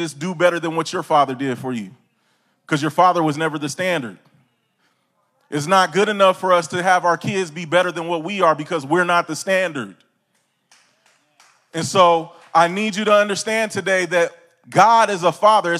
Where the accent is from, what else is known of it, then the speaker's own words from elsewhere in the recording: California, United States; I'm from California, the Golden State, sunshine